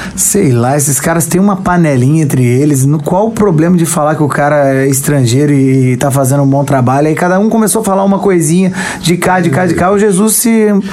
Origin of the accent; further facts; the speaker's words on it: Guarapari, Espírito Santo, Brazil; eu sou de Guarapari, a minha cidade parar. Quando eu vi aquela comoção, eu morava num bairro de Guarapari com muito flamenguista